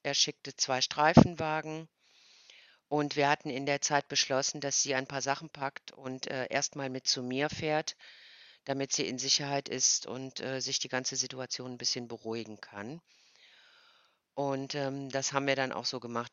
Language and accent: German; Cologne, North Rhine-Westphalia, Germany; ich komme aus Köln